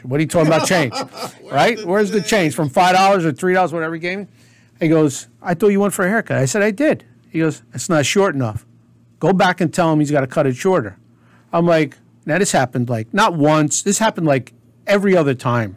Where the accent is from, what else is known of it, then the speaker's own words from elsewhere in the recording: Nutley, New Jersey, United States; When I was a kid growing up in Nutley, New Jersey